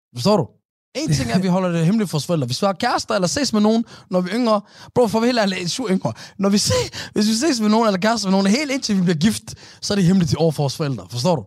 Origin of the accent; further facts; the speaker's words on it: Somalia; vores somaliske folk